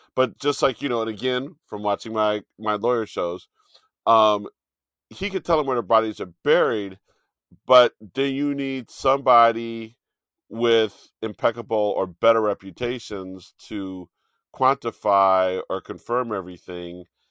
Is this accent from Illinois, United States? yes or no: yes; Chicago, Illinois, United States; Chicago is technically my hometown 'cause I was born in Chicago